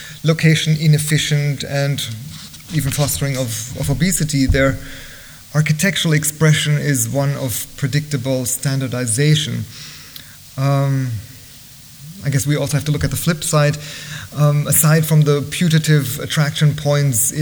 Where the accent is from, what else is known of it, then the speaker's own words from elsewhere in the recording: Bavaria, Germany; moved away; growing up in Germany